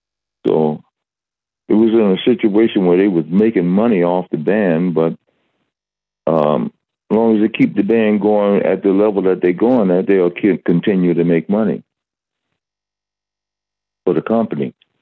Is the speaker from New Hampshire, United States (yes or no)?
no; Atlanta, Georgia, United States; I said, because I was born in Atlanta. I'm from Georgia.